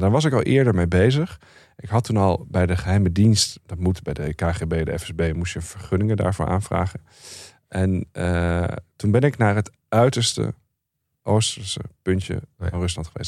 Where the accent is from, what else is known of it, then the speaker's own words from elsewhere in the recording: Netherlands; ik kom uit Nederland.